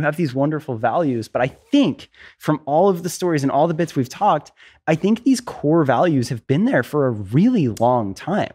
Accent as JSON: {"language": "English", "region": "Florida", "country": "United States", "tie": "born or raised there", "said": "I, I grew up in Florida. I was East Coast."}